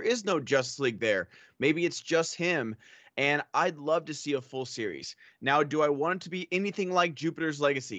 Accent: Australia; I'm Australian and we lost a war to emus.

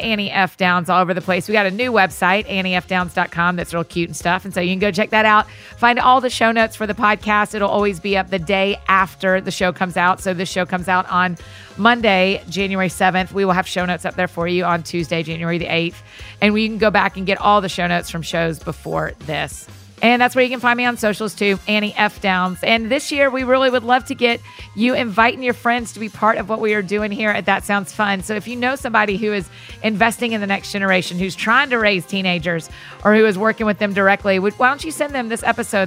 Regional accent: the South, United States; accent: Southern; my Southern accent

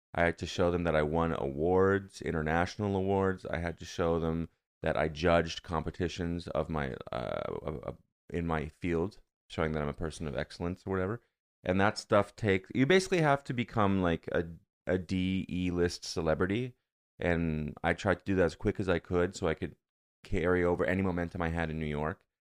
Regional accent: Canada; moved away as an adult; now in United States

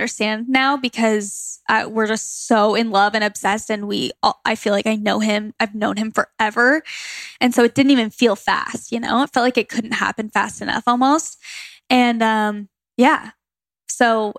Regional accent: Gilbert, Arizona, United States; moved away as an adult; also born or lived in Phoenix, Arizona; now in Los Angeles, United States; Where I grew up in Gilbert, Arizona, it was so common to be Mormon

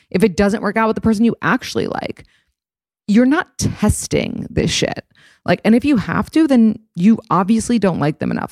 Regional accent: New York City, New York, United States; I grew up in New York City

